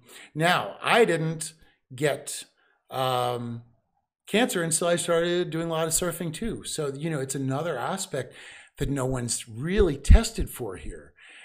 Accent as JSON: {"language": "English", "region": "East Coast", "country": "United States", "said": "I'm from the East Coast."}